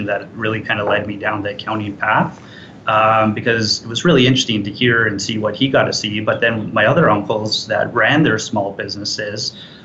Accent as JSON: {"language": "English", "town": "Edmonton", "region": "Alberta", "country": "Canada", "tie": "born or raised there", "lives_now": "Calgary, Canada", "said": "I was originally from Edmonton. I was born and raised there."}